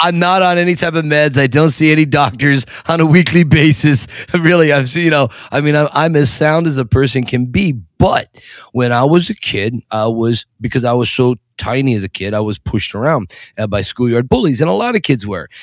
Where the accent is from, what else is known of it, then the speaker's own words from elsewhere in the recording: Scranton, Pennsylvania, United States; also born or lived in Harrisburg, Pennsylvania; now in Philadelphia, United States; I was born and raised in Scranton, Pennsylvania. Lived there uh, for until I was about 35